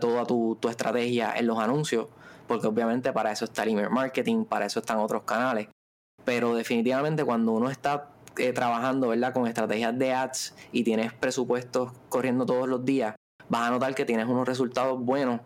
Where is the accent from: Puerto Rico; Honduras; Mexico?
Puerto Rico; Ponce; Somos de allá de Ponce, pero ahora mismo estamos acá en Viejo San Juan